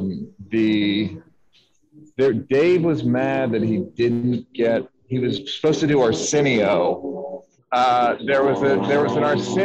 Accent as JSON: {"language": "English", "town": "Philadelphia", "region": "Pennsylvania", "country": "United States", "tie": "born or raised there", "said": "I'm from Philadelphia."}